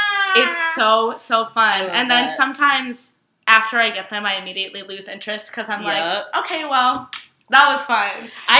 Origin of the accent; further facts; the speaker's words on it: Vermont, United States; moved away; Vermont. Yeah, surrounded by, like, crusty fucking hippies.